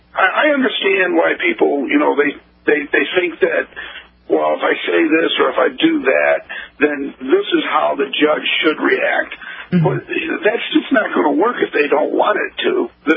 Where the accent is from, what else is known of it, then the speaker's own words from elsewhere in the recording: Midwest, United States; because I'm from the Midwest